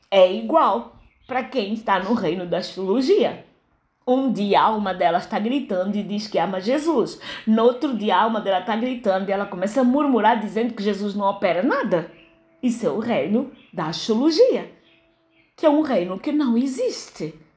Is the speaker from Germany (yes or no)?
no; Angola; born there; accent: European Portuguese; also born or lived in Brazil; Mas em algum momento da minha fala você vai detectar que eu não sou brasileira, que eu tenho um português um pouquinho mais pesado, que é o de Portugal. Mesmo apesar de ter nascido em Angola